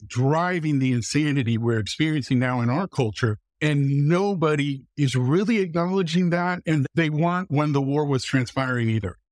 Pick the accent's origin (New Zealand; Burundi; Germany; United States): United States; Muncie, Indiana; also born or lived in Iowa; I was born in Muncie, Indiana